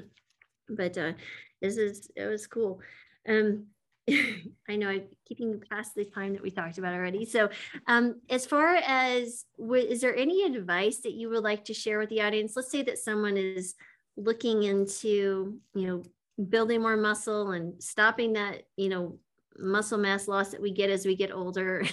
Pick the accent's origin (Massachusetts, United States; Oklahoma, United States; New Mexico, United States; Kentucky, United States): New Mexico, United States; West Texas, Eastern; I grew up in Eastern New Mexico, West Texas.